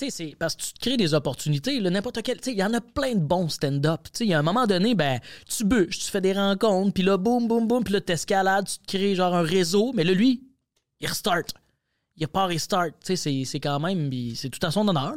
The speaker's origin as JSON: {"language": "French", "region": "Quebec", "country": "Canada", "accent": "Québécois"}